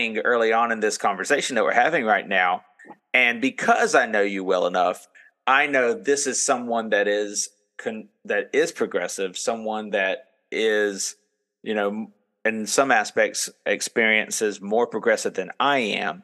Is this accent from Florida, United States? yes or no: yes; Florida, United States; I'm from Florida